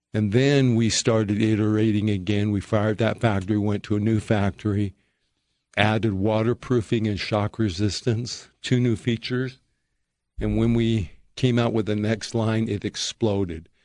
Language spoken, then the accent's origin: English; Perry, Utah, United States; I grew up in Perry, Utah